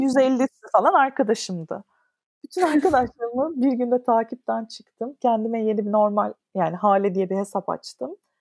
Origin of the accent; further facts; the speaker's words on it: Istanbul, Turkey; İstanbul'da doğdum. İşte Ortaköy'de okudum. Etiler'de okudum. E, Şişli'de oturdum